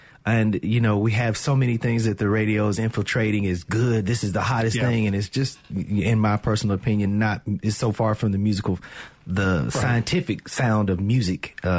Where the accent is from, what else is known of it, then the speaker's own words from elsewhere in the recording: Florence, Mississippi, United States; I'm from Florence, Mississippi.